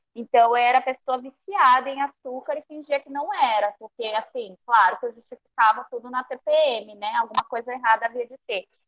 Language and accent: Portuguese; Peru; moved away; família peruana, eu nasci no Peru